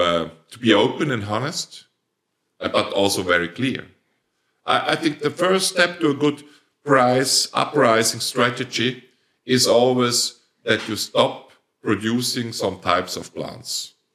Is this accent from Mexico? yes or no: no; Switzerland; accent: Swiss German dialect; first language Swiss German; English is a second language; my first language is Swiss dialect